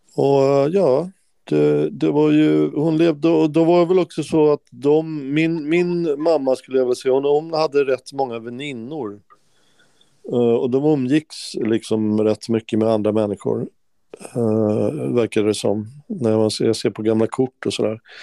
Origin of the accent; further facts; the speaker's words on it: Stockholm, Stockholm County, Sweden; moved away; also born or lived in Skåne; jag är från Stockholm